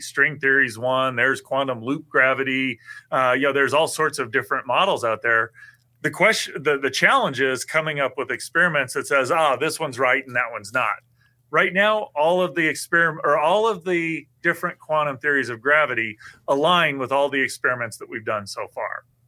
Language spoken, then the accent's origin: English; St. Joseph, Missouri, United States; also born or lived in Iowa; I grew up in Missouri